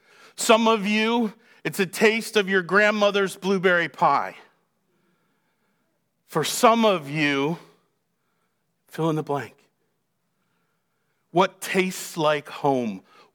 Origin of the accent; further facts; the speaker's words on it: Massachusetts, United States; Poland Spring. I don't know why. It's what I grew up in just outside Boston.